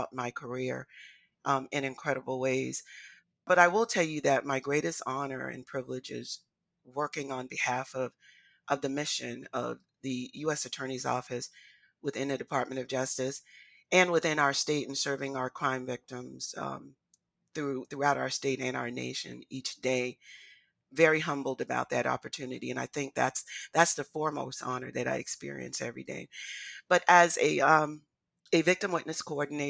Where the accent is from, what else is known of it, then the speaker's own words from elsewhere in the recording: Charleston, South Carolina, United States; my hometown here in Charleston